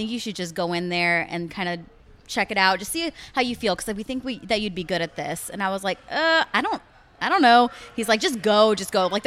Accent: California, United States; also born or lived in Texas; I am, yeah. I was born in California.

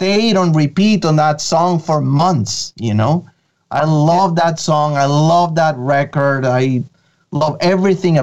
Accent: Venezuela; first language Spanish; English is a second language; moved away; I'm originally from Venezuela in South America

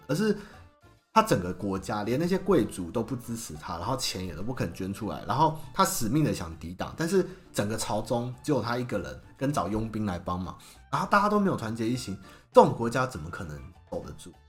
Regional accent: Xinying, Tainan, Taiwan; 我老家在新营

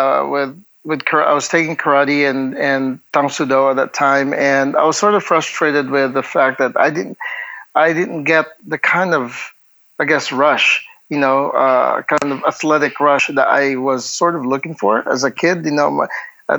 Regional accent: Bacolod, Western Visayas, Philippines; born and raised in Bacolod City, which is, Negros Occidental

